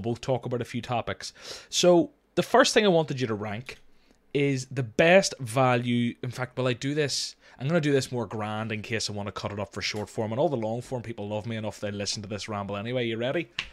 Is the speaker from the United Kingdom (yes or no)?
yes; Northern Ireland, United Kingdom; accent: Northern Irish; normally they hear my accent and they, I get the Jamie Dornan things